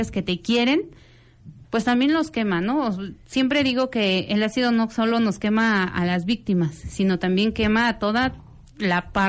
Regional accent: Mexico

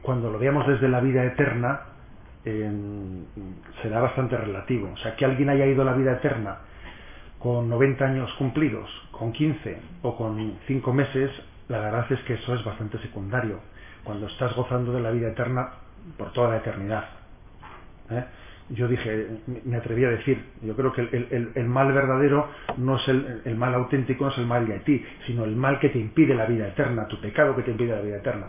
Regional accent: San Sebastián, Basque Country, Spain; soy hijo de San Sebastián y, no de, Madrid

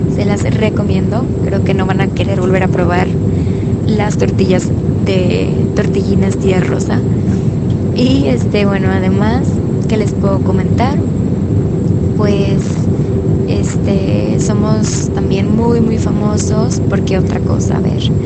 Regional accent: Culiacán, Sinaloa, Mexico; now in Los Mochis, Mexico; yo soy de Culiacán, Sinaloa y actualmente vivo en Los Montes, Sinaloa.

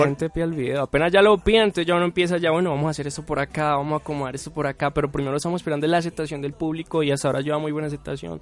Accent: Cali, Valle del Cauca, Colombia; moved away as an adult; now in Medellín, Colombia; yo vengo de Cali, de la ciudad de Cali

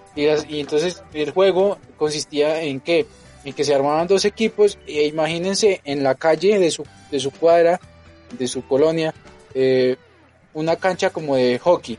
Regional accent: Colombia; born or raised there; now in Mexico

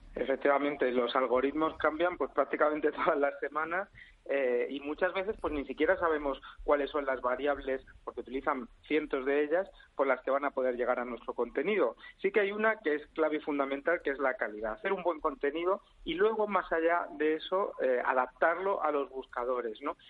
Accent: Almería, Andalusia, Spain; moved away; en mi provincia, yo nací en Almería

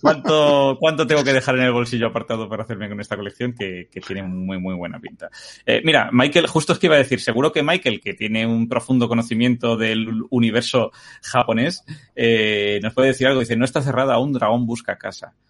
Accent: Spain; cómo somos los españoles

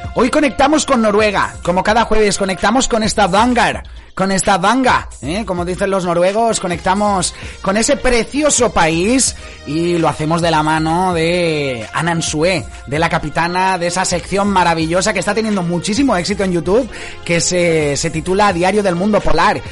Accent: Spain; moved away as an adult; also born or lived in Scotland; now in Inveraray, United Kingdom; todos somos de origen español y estamos ahora más allá de la frontera

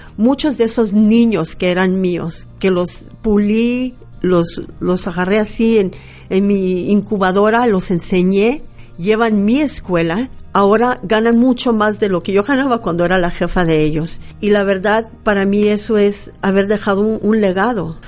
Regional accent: San Jose, California, United States; now in Phoenix, United States; Nací en San José, California

